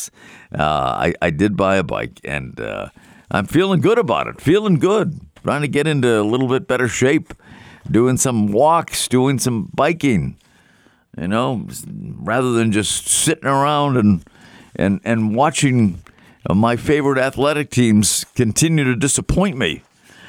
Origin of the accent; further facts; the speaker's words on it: Melrose, Massachusetts, United States; my hometown of Melrose